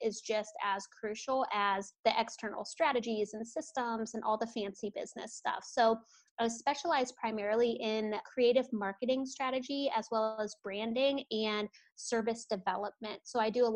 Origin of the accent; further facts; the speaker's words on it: Ohio, United States; now in Portland, United States; I'm out of Portland, Oregon. I did not grow up here. I'm from the Midwest. So I grew up in Ohio